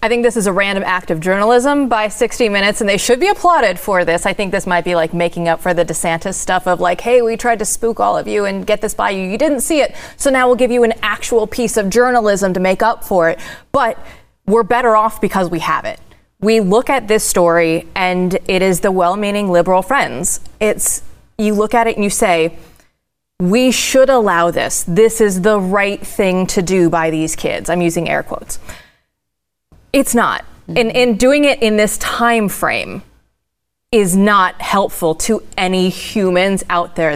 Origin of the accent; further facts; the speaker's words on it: Iowa, United States; moved away; I'm originally from Iowa